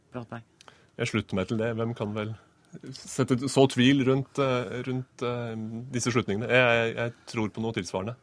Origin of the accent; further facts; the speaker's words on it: Norway; som nordmann